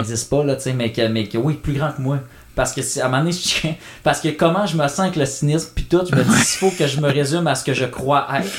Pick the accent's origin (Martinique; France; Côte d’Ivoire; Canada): Canada; je suis Canadien